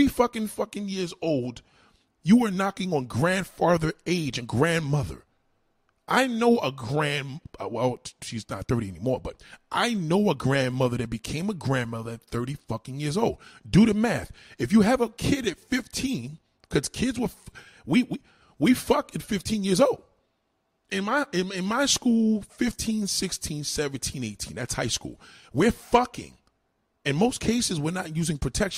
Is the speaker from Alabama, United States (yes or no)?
no; New York City, New York, United States; I'm from New York. I'm in New York City. I was born, raised here